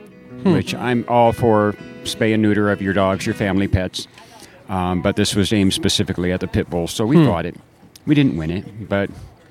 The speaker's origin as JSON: {"language": "English", "town": "Bellflower", "region": "California", "country": "United States", "tie": "born or raised there", "also_born_or_lived": "Downey", "said": "I was born in Downey, lived in Bellflower."}